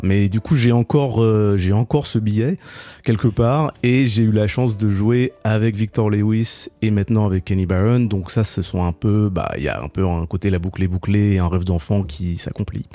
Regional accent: Paris, Île-de-France, France; moved away as an adult; also born or lived in Boston, United States; now in New York, United States; J'ai grandi à Paris, donc je suis parti depuis 30 ans, mais j'ai grandi à Paris

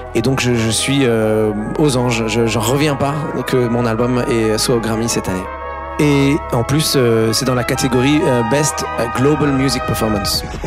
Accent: France; on est français

